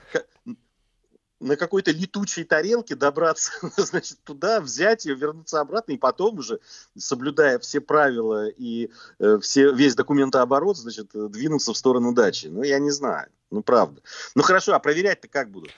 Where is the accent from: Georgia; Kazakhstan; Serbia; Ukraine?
Georgia; Я как грузин